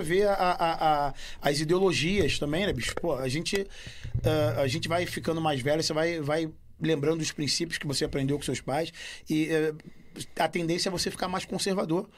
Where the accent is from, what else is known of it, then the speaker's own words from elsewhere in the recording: Rio de Janeiro, Brazil; moved away as an adult; also born or lived in United States; now in Portugal; na minha infância no Brasil